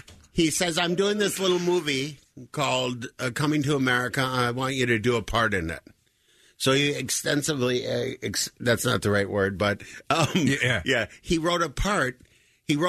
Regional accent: Minnesota, United States; moved away; I'm from Minnesota

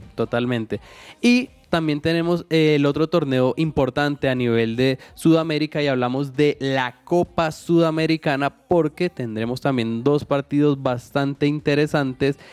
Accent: Colombia

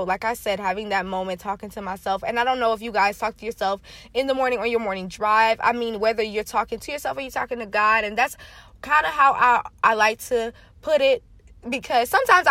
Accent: Lakeland, Florida, United States; now in Atlanta, United States; I'm from Florida. I'm from Central Florida

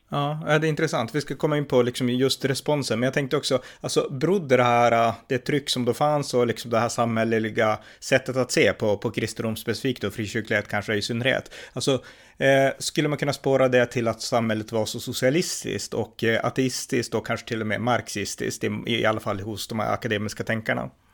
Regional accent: Örnsköldsvik, Västernorrland County, Sweden; här i min stad i Övik där jag växte upp

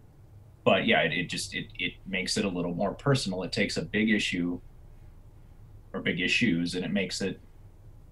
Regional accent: United States; growing up in the United States

